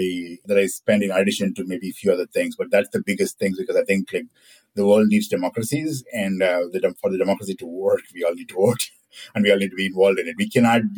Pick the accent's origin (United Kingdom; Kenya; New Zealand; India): India; moved away; When I was growing up in India